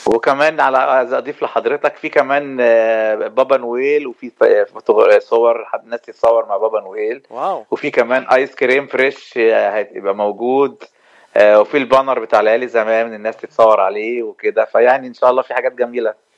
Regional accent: Egypt; now in Los Angeles, United States; احنا عندنا في مصر

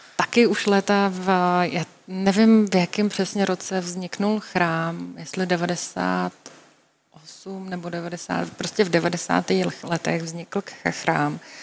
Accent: Czechia

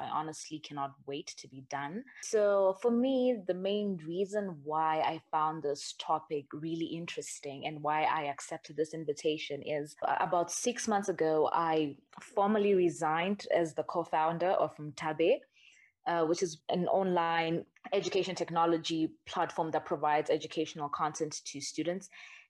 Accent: Zimbabwe; I'm from Zimbabwe. I'm currently a final year student in social sciences at the African Leadership University.

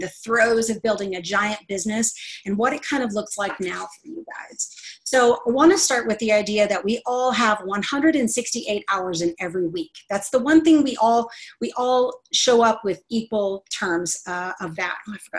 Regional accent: Texas, United States; I'm from Texas, but I lost my accent, y'all.

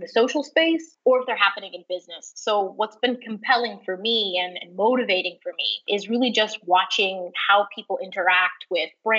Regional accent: New York City, New York, United States; moved away as an adult; also born or lived in Boston, Massachusetts; now in San Francisco, United States; I grew up in the New York City area

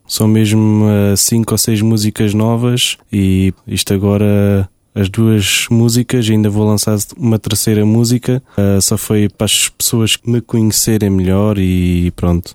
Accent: Munich, Bavaria, Germany; now in Luxembourg; nasci na Alemanha, nasci em Munique

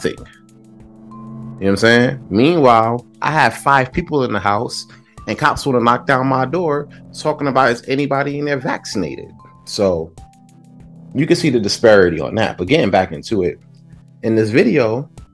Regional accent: New York City, New York, United States; I'm from Brooklyn

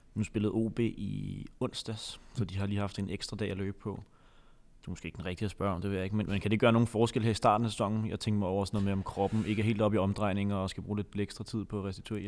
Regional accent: Copenhagen, Capital Region of Denmark, Denmark; mit snæversynede sådan københavnerhoved

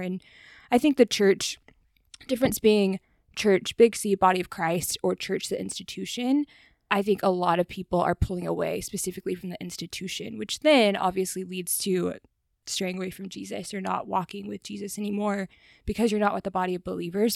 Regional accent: the South, United States; growing up in the South

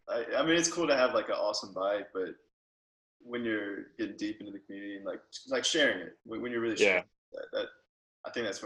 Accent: Texas, United States; By the way, I'm from Texas.

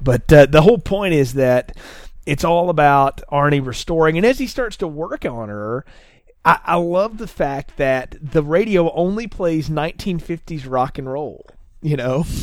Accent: the South, United States; I grew up in the South

